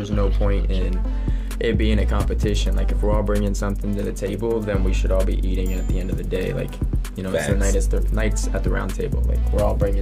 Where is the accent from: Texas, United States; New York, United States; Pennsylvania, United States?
Pennsylvania, United States; Philadelphia; now in Tucson, United States; originally I was born in Philly, and that's like the home base, like that's where I was born